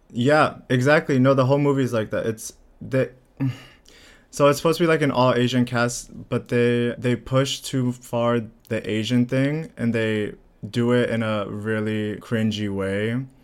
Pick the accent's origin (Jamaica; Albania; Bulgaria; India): Bulgaria; now in United States; I'm from Bulgaria